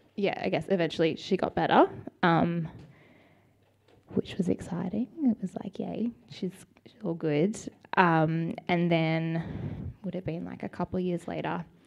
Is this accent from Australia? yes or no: yes; Sydney, New South Wales, Australia; also born or lived in Melbourne / Parramatta / Dural; so I was born in Melbourne. Fun fact: we moved to Sydney when I was ten months old, so I don't really remember Melbourne at all